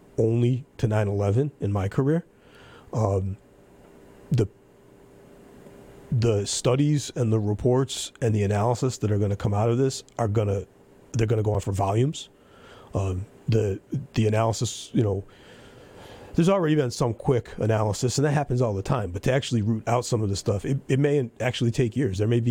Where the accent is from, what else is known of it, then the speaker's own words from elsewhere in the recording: United States; as an American